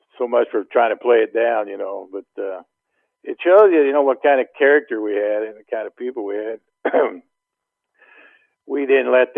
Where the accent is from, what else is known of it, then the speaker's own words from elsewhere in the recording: Ohio, United States; I'm from Ohio